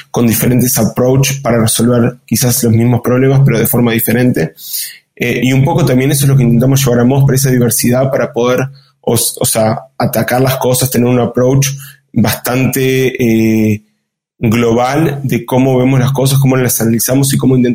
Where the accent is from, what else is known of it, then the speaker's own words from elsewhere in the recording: Uruguay; also born or lived in Israel / France / Argentina / Chile; como ustedes bien dijeron, soy uruguayo, además de haber vivido en Uruguay, Israel, Francia, Argentina, Chile, Brasil México y Estados Unidos.